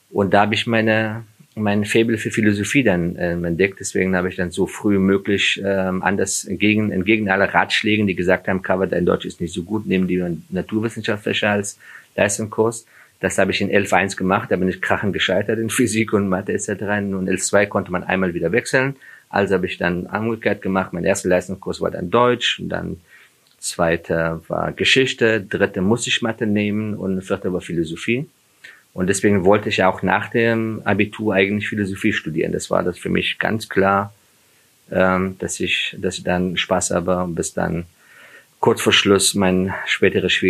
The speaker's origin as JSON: {"language": "German", "country": "Afghanistan", "said": "ich habe ja jahrelang mich dafür geschämt, dass ich Flüchtling bin und ich komme, dass ich auch aus Afghanistan komme."}